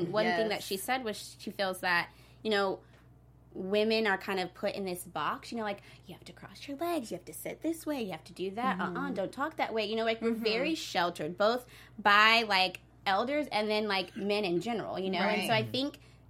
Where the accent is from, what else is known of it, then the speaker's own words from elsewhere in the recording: the South, United States; growing up in the South